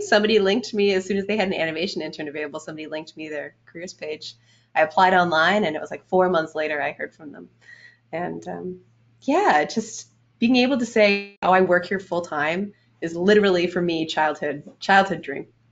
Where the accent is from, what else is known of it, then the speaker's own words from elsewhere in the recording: Canada; moved away as an adult; also born or lived in Orange County; I'm Canadian